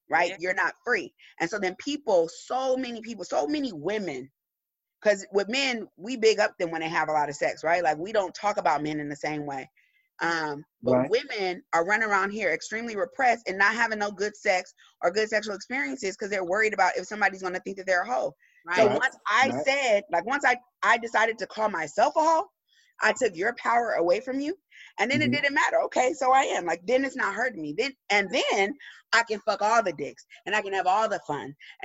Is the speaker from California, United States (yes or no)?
yes; Pomona, California, United States; I grew up in Pomona.